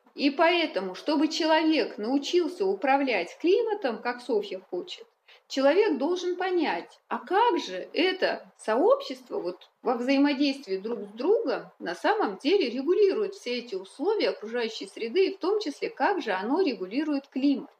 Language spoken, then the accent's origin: Russian; Republic of Karelia, Russia; moved away as an adult; also born or lived in Kola Peninsula; Я сама родом из Карелии, у нас там э, из Северной Карелии